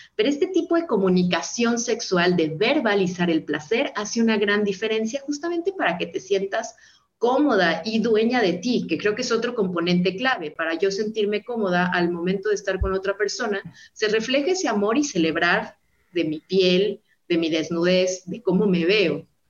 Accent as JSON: {"language": "Spanish", "town": "Guadalajara", "region": "Jalisco", "country": "Mexico", "said": "Guadalajara, Jalisco, que es de donde yo soy, acá en México"}